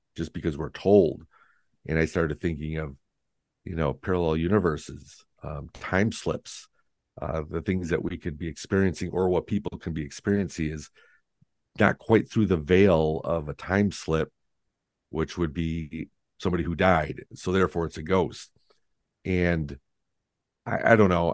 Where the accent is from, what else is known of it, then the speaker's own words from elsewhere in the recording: Lindenhurst, Illinois, United States; now in Wisconsin, United States; my hometown in Lindenhurst, Illinois